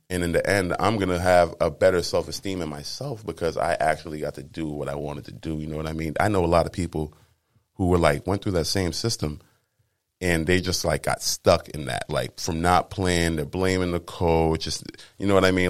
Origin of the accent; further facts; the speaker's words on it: Cambridge, Massachusetts, United States; I'm from Cambridge, Mass.